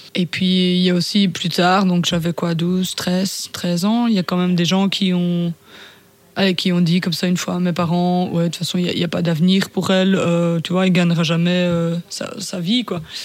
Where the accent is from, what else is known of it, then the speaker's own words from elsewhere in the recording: Ardennes, Wallonia, Belgium; je viens de la province de Ardennes